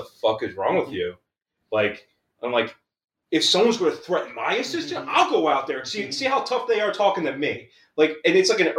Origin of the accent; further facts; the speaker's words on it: Philadelphia, Pennsylvania, United States; I'm from Kensington. I'm from, like, the rough part of Philly.